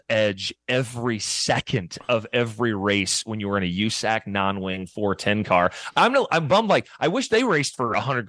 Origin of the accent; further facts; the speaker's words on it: Illinois, United States; I grew up in Illinois.